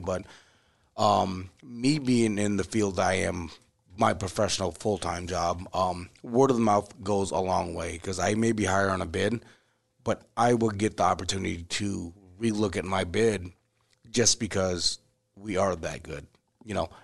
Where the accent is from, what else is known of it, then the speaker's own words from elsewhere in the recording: Siem Reap, Cambodia; moved away; I was born in Sri Ambria